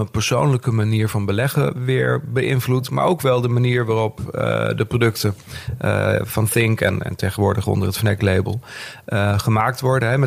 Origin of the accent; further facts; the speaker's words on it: Overijssel, Netherlands; Ehm, ik ben eh, geboren en getogen in Twente. Echte tukker, hoor je tegenwoordig niet meer. Maar mijn moeder was logopediste, dus dat verklaart een hoop.